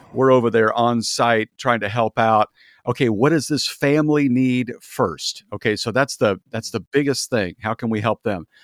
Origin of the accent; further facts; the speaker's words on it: Kansas, United States; moved away as an adult; also born or lived in Kentucky; now in California, United States; I'm from Kansas and grew up there and, uh, worked in Kentucky for a few years